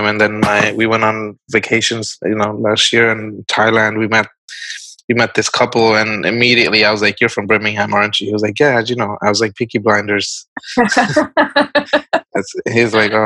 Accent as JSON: {"language": "English", "town": "Barisal", "region": "Barisal Division", "country": "Bangladesh", "tie": "born or raised there", "moved": "yes", "said": "I was born in Borishal, so it's like south east"}